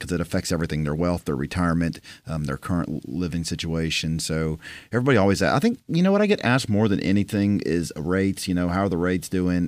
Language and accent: English; Tampa, Florida, United States; now in Nashville, United States; I grew up in Tampa, Florida